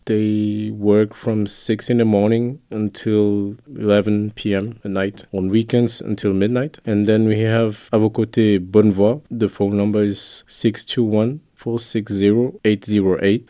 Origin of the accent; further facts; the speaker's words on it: Luxembourg; also born or lived in Brussels; Italian with Congolese origins, born and raised in Luxembourg